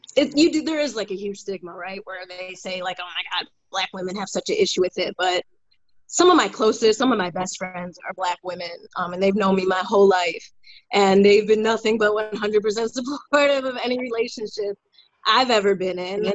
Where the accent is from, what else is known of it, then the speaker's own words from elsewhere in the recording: Glenview, Illinois, United States; moved away as an adult; also born or lived in Chicago, United States / New York, United States / New Orleans, United States; now in Dallas, United States; I grew up in the North Shore in uh, Glenview